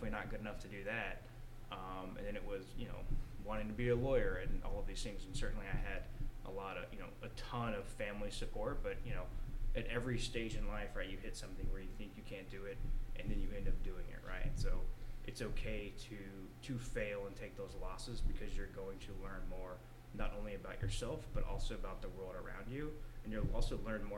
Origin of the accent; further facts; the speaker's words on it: Lubbock, Amarillo, Texas, United States; I grew up in Lubbock, Amarillo